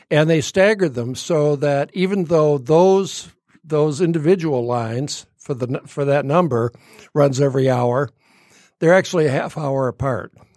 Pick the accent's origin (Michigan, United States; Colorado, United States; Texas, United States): Michigan, United States; Royal Oak; as a little kid growing up in Royal Oak